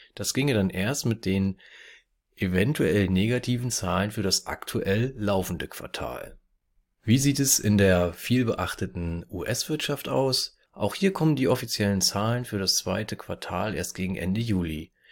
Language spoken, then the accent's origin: German; Germany; hier bei uns in Deutschland